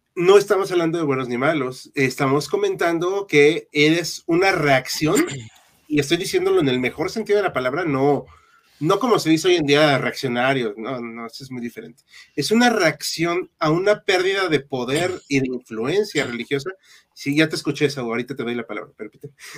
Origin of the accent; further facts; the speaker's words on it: Mexico; somos mexicanos